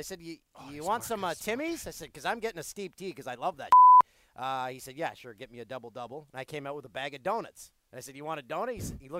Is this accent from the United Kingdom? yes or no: no; Peterborough, Ontario, Canada; Everyone in my hometown of Peterborough, Ontario. I was back there for Pink in the Rink this past weekend. A fundraiser for cancer awareness, cancer research. My little hometown.